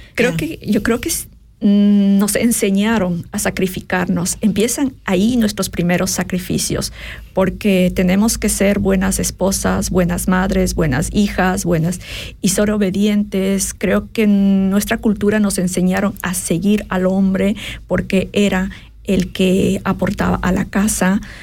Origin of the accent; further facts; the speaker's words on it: Quito, Pichincha, Ecuador; moved away as an adult; also born or lived in Cayambe, Ecuador; now in Switzerland; soy ecuatoriana, eh, nací a las faldas del Cayambe, un, un, se llama? Una montaña, eh, montaña volcán muy importante en, Ecuador y crecí en la capital, en Quito